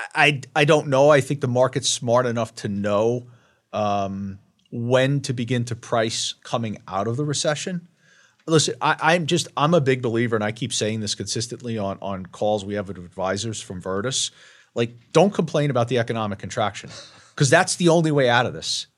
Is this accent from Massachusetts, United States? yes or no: no; Long Island, New York, United States; I'm from Long Island, and I don't have an Ivy League education